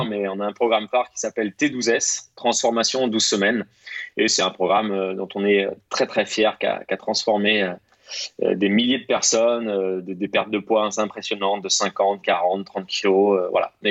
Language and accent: French; Rennes, Brittany, France; moved away as an adult; now in Paris, France; moi je, suis de Rennes à la base. Euh, je suis rennais, breton tout à fait. J'ai travaillé un an sur Rennes.